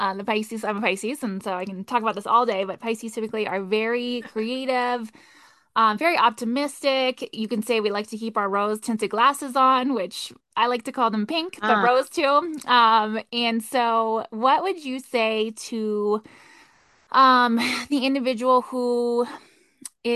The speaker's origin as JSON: {"language": "English", "region": "California", "country": "United States", "moved": "yes", "lives_now": "Colorado, United States", "said": "Being landlocked in Colorado, I'm from California"}